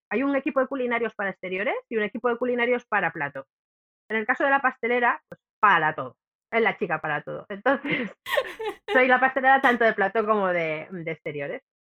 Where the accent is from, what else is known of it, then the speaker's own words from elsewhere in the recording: Cantabria, Spain; Cantabria porque como es mi tierra